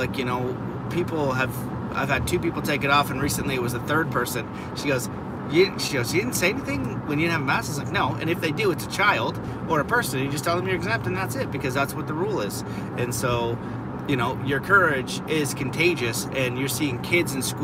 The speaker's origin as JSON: {"language": "English", "country": "Canada", "said": "as a Canadian"}